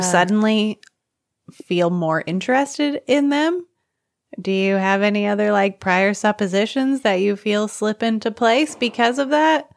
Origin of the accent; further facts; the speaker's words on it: United States; I'm American